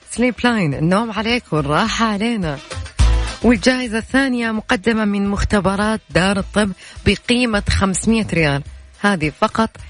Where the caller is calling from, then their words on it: Jeddah, Makkah Province, Saudi Arabia; أنا من جدة